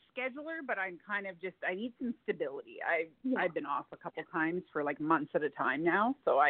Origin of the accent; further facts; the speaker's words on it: Fort Saskatchewan, Alberta, Canada; a fellow Canadian.